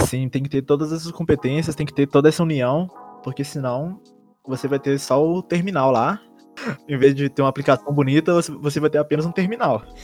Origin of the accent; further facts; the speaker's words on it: Diamantina, Minas Gerais, Brazil; sou de Diamantina, não sou da cidade de Ouro Preto.